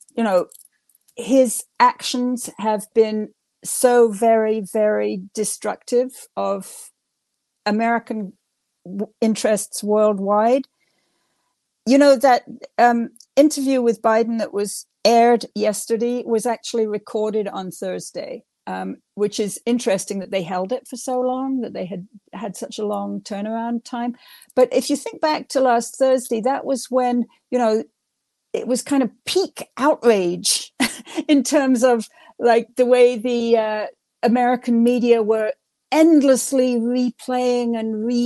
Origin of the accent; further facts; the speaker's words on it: England, United Kingdom; now in United States; I grew up in England during the 1950s